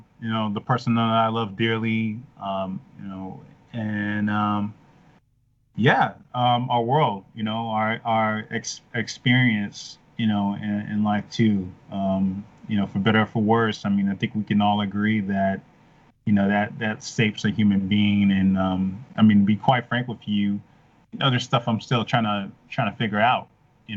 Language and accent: English; Chicago, Illinois, United States; moved away; I'm from Chicago originally